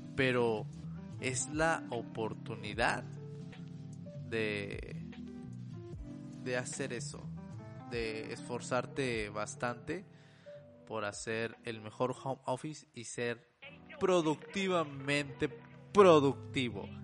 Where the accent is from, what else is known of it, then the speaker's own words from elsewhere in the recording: Monterrey, Nuevo León, Mexico; yo soy de México, soy de Monterrey específicamente